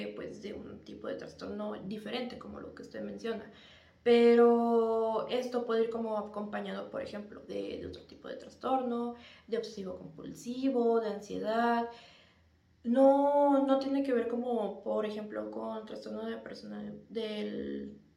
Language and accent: Spanish; Mexico; como mexicano